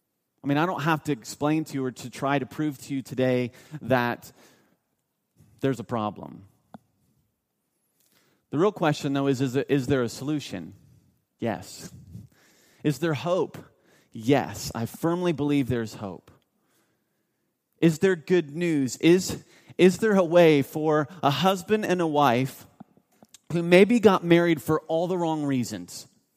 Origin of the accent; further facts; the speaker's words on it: Mount Vernon, Ohio, United States; I grew up in North of Columbus, Ohio, a town called Mount Vernon.